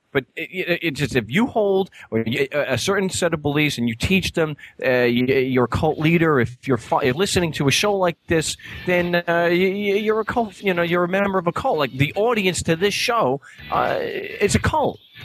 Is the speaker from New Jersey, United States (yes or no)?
no; Long Island, New York, United States; now in Arizona, United States; I'm from Long Island.